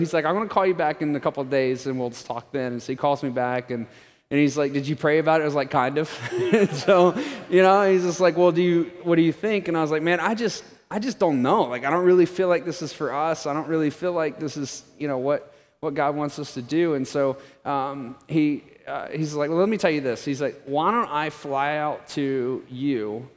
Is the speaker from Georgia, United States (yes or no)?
no; Florida, United States; moved away as an adult; we're from Florida. We lived in Florida a long time